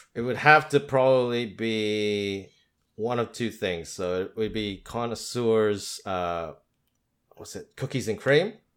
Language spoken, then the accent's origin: English; Philippines; first language English; moved away as an adult; also born or lived in Australia; I was born and raised in the Philippines